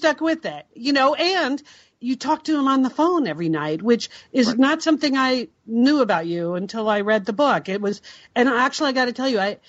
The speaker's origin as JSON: {"language": "English", "region": "East Coast", "country": "United States", "tie": "born or raised there", "also_born_or_lived": "Portland, Oregon", "moved": "as an adult", "said": "We grew up on the East Coast, and when I moved west, moved to Portland to come work for you at Nike"}